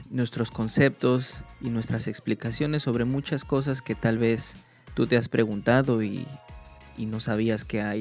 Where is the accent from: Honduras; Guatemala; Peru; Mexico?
Mexico; now in New Zealand